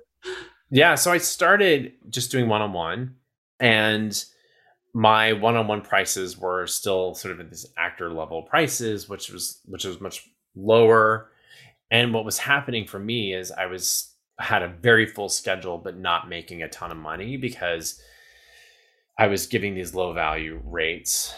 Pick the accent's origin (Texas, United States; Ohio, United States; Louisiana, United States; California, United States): Texas, United States; Southeast; moved away; also born or lived in New York; I'm originally from Southeast Texas. I grew up down there